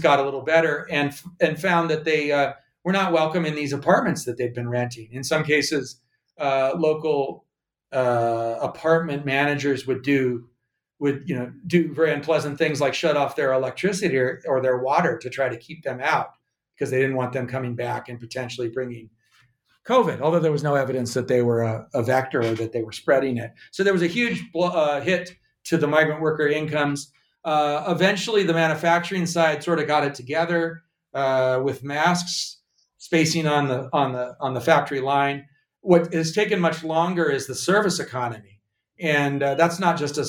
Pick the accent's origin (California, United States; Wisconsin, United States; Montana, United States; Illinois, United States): Montana, United States; Missoula; moved away; I am now back in actually my hometown of Missoula, Montana